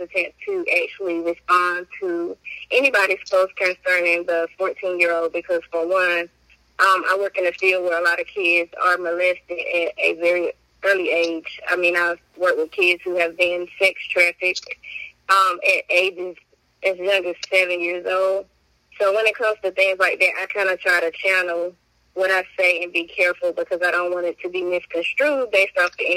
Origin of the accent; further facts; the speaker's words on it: Wilson, North Carolina, United States; I am from Wilson, North Carolina, raised here in high school